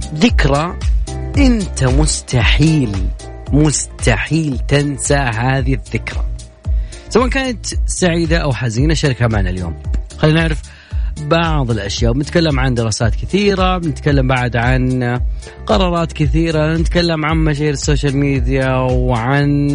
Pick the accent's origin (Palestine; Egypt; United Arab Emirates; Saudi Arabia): Saudi Arabia; كلنا كسعوديين